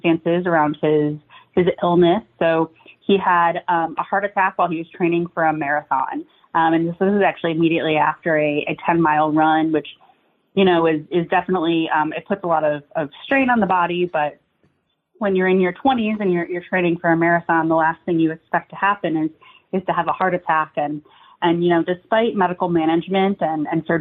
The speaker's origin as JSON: {"language": "English", "region": "Ohio", "country": "United States", "tie": "born or raised there", "said": "I'm born and bred in Ohio"}